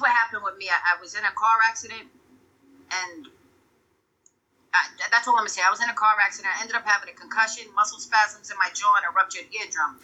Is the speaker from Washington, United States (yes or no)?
no; New London, Connecticut, United States; moved away as an adult; also born or lived in Massachusetts / Rhode Island; I'm from New London, Connecticut. That's where I was born